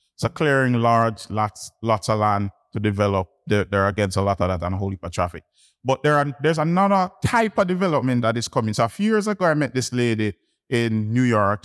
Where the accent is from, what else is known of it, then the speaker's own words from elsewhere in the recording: Kingston, Jamaica; I'm from Kingston, Jamaica is small, so it's one region